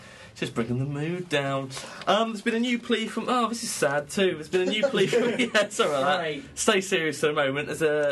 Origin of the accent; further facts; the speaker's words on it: Bournemouth, South West England, United Kingdom; I'm from Bournemouth